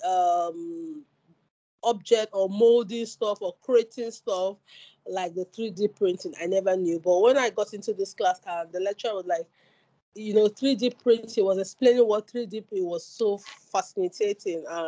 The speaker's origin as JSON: {"language": "English", "country": "Nigeria", "moved": "as an adult", "lives_now": "Salford, United Kingdom", "said": "I'm a Nigerian studying at the University of Salford"}